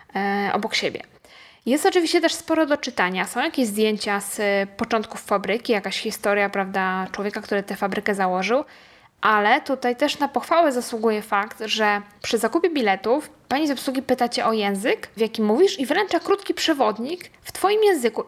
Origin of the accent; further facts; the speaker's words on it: Poland; powiedzieliśmy, że z Polski